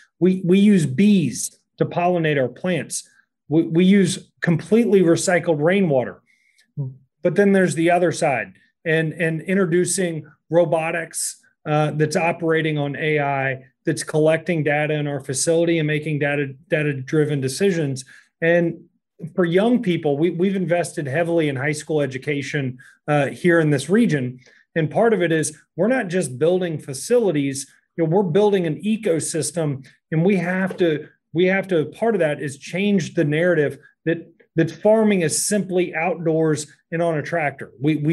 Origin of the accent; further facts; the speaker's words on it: Kentucky, United States; I'm from Kentucky